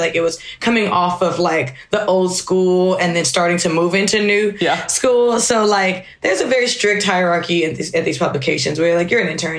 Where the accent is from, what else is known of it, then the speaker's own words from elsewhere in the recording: Maryland, United States; moved away as an adult; also born or lived in Philadelphia; I was from Maryland